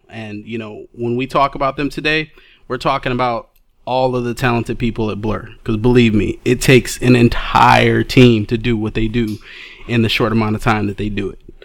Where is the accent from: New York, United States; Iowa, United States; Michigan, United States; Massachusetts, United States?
Michigan, United States; Detroit; I hail from Detroit, Michigan